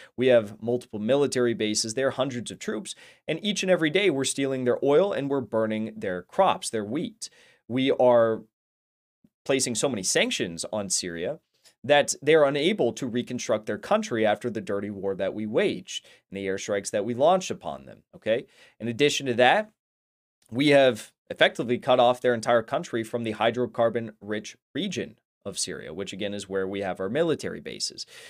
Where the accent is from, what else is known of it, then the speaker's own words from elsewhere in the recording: United States; as an American